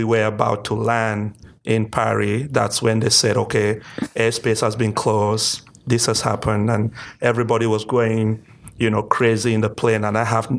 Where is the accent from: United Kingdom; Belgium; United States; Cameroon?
Cameroon; So I come from the English-speaking part of the country, which is about 20% of the entire country, kind of the reverse of Canada